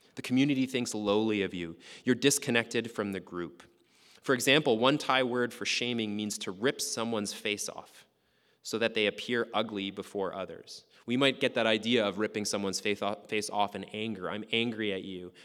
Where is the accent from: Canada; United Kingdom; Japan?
Canada; Lac La Biche, Alberta; And the town that I grew up in is called Lac-la-Biche. It's in northern Alberta, really small town